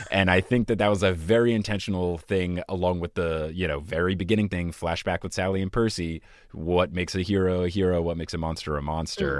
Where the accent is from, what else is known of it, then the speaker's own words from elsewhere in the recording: United States; I am American